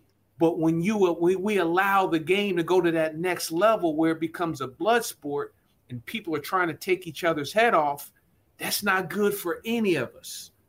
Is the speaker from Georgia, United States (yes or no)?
no; Trenton, New Jersey, United States; also born or lived in Lower Bucks County, Pennsylvania; I grew up in Trenton, New Jersey, and in Lower Bucks County, wanting to play for Buddy Ryan.